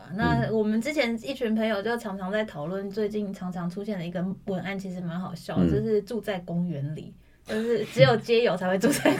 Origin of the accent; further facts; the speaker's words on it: Tainan, Taiwan; 我台南人，我听到我会我会震惊，我会这样觉得啊！